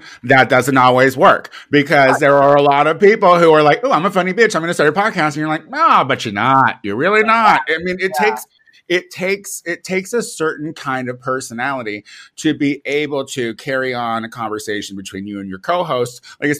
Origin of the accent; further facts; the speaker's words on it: Illinois, United States; moved away as an adult; also born or lived in Chicago, United States; now in Los Angeles, United States; I live out in Los Angeles now, but I'm originally from Illinois, where I started, and I lived in Chicago